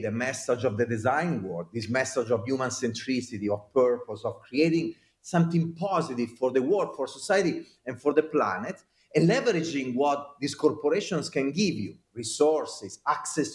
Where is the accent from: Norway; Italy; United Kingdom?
Italy; accent: Italian; now in United States; I am an American citizen, but with my Italian accent, and I am an Italian citizen, but living in America